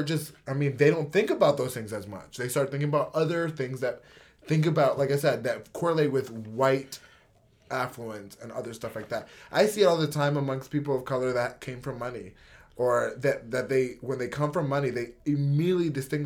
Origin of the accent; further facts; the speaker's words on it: United States; also born or lived in Washington, D.C. / New York; how I grew up in America